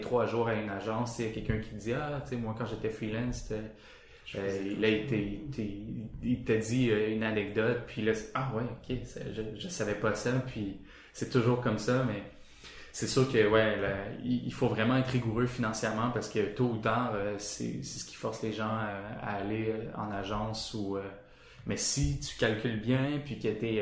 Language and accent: French; Sherbrooke, Quebec, Canada; moi je viens de Sherbrooke